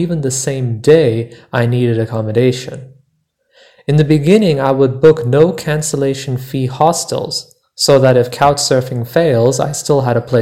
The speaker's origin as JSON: {"language": "English", "country": "United States", "said": "I am from the United States, but nearly half my extended family lives abroad"}